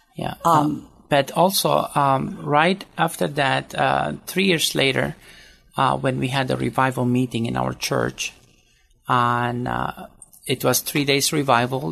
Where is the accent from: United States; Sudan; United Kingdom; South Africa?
Sudan; moved away; also born or lived in Syria (ancestry); I was born in Sudan and uh, but to a Catholic family